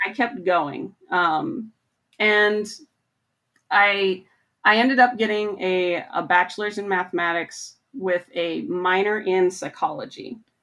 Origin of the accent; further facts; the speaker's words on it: Montana, United States; moved away as an adult; also born or lived in Michigan; I grew up in Montana